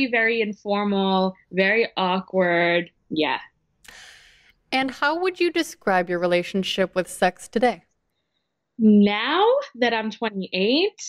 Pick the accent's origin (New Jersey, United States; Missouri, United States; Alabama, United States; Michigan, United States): New Jersey, United States; I'm from New Jersey and I'm a doctor currently working in New York City.